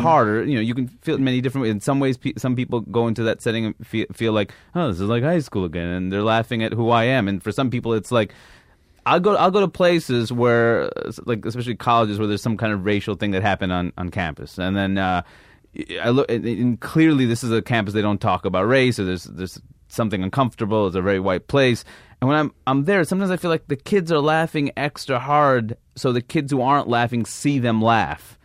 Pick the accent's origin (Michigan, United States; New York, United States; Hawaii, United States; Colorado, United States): New York, United States; New York City; moved away as an adult; also born or lived in Seattle / Maine / London; I grew up in Queens, New York